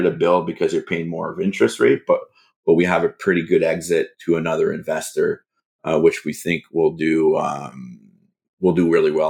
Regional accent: Canada; as a Canadian

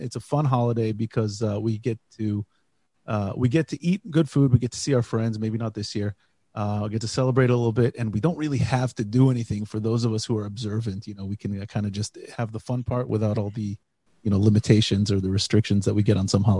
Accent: United States; now in Israel; We're two Jewish guys. We grew up in America, we live in Israel

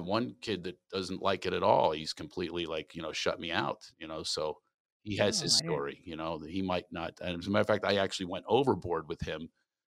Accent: California, United States; Hey, where are you guys from? And I go, California.

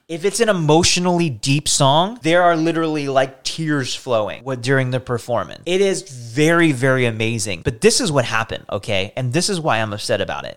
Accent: United States; as an American people

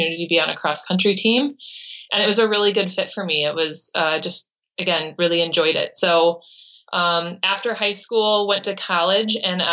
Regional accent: Brookfield, Wisconsin, United States; I was born in Brookfield, Wisconsin

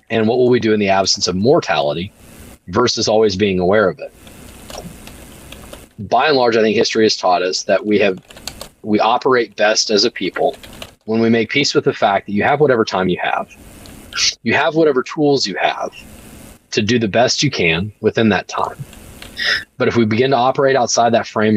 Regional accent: United States; I was born in America, and I'm so blessed for

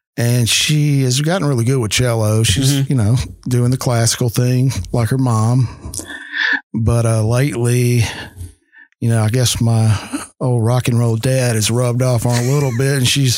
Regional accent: the Delta, Mississippi, United States; also born or lived in Memphis, Tennessee / Nashville, Tennessee; I am Southern

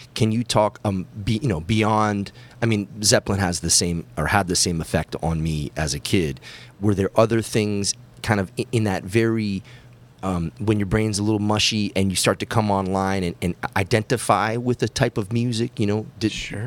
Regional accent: Massachusetts, United States; growing up in Massachusetts

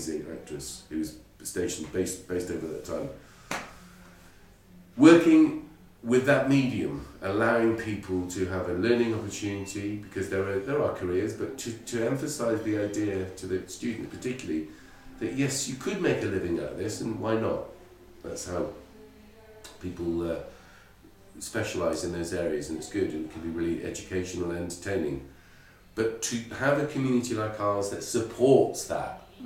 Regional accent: Ireland; I'm Irish

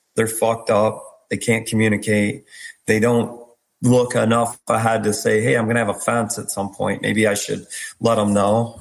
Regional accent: New York, United States; I'm from New York too.

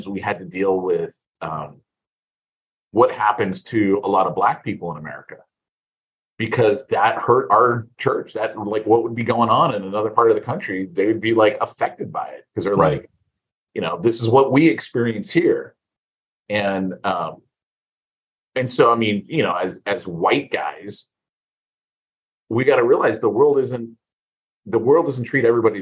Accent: California, United States; now in Texas, United States; I'm from California

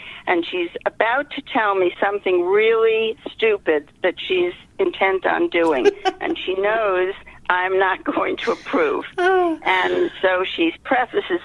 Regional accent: New York, United States; moved away as an adult; now in Boston, United States; I grew up in New York, and I moved to Boston with my husband

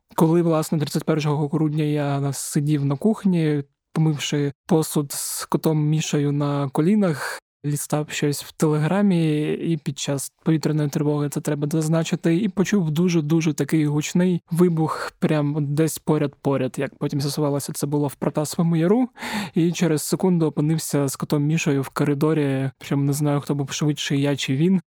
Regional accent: Zaporizhzhia Oblast, Ukraine; В моїй рідній Запорізькій області

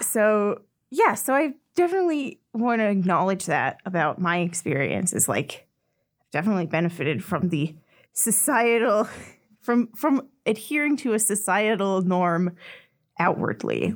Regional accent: Orem, Utah, United States; I grew up in Orem, Utah

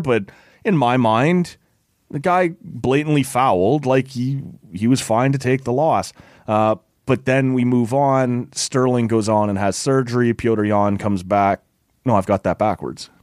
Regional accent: Oshawa, Ontario, Canada; I grew up in Oshawa

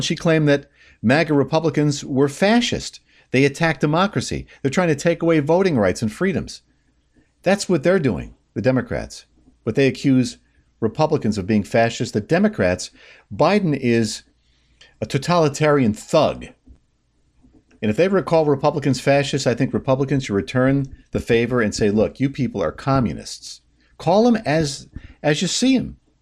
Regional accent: New York, United States; I'm a New Yorker through and through

